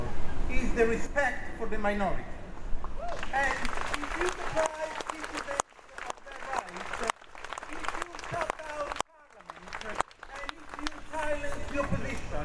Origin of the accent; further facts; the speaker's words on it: Italy; moved away as an adult; also born or lived in Camden, London, United Kingdom; now in London, United Kingdom; I was born in Italy